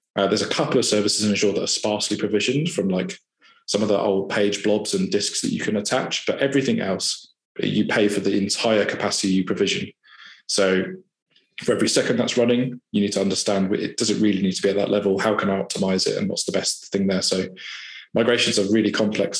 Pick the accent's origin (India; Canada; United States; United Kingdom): United Kingdom; Farnborough, South East England; I grew up in Farnborough and born and raised there